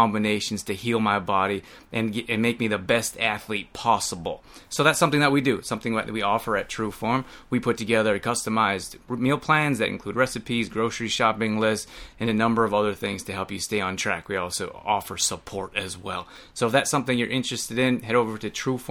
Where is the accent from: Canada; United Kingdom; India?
Canada; now in United States; I grew up in Canada, came down to the US